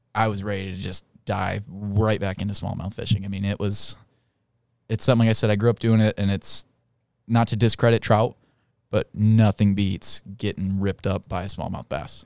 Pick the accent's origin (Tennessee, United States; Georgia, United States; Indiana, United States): Indiana, United States; moved away as an adult; I'm from Indiana. Uh, grew up fly fishing for smallmouth bass on all of our beautiful farm runoff rinner, rivers